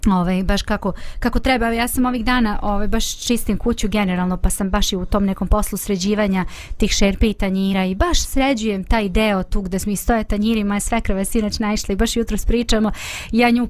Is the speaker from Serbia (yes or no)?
no; Banja Luka, Republika Srpska, Bosnia & Herzegovina; ovde kod nas u Banja Luci